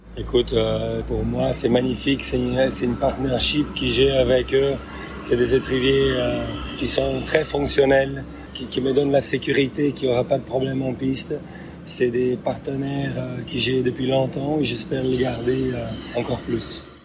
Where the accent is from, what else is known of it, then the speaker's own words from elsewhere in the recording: southern Brazil, Brazil; French is a second language; moved away as an adult; also born or lived in United States; now in France; je viens dans une petite ville du Brésil où au début, il n'y avait même pas l'équitation